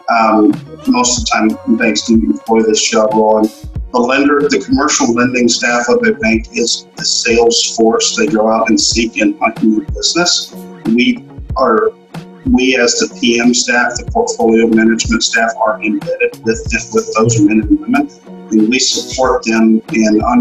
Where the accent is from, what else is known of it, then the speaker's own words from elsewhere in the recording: Galveston, Texas, United States; I'm from Galveston, Texas originally, moved here gotcha. back in 05.